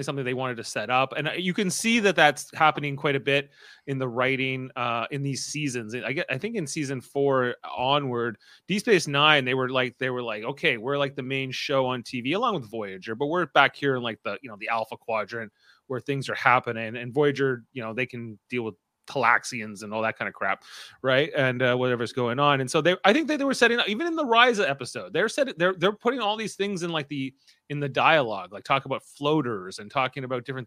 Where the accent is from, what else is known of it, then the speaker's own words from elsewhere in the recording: Canada; We're Canadians.